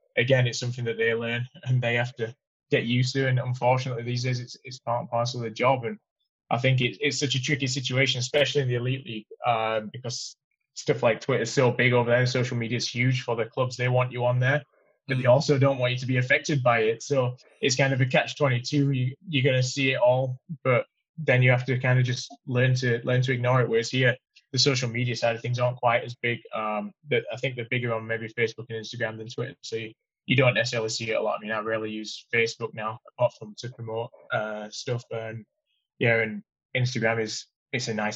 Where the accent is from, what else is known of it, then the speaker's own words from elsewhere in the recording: United Kingdom; I'm a Brit